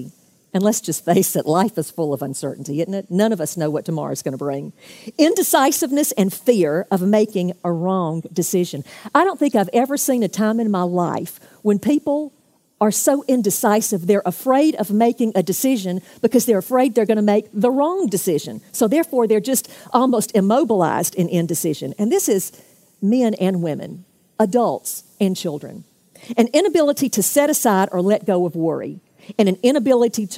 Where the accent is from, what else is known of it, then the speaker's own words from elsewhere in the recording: Jacksonville, Florida, United States; I'm from Jacksonville